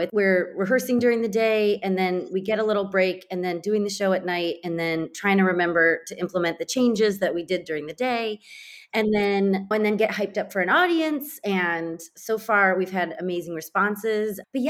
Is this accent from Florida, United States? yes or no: no; California, United States; I'm from California